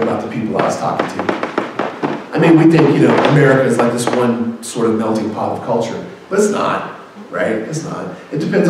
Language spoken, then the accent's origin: English; Houston, Texas, United States; I love the Rockets because I'm from Houston